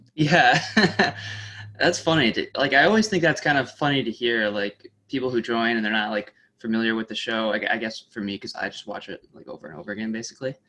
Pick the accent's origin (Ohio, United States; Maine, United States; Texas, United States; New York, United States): New York, United States; Saratoga Springs; also born or lived in Oswego, New York; I grew up in Saratoga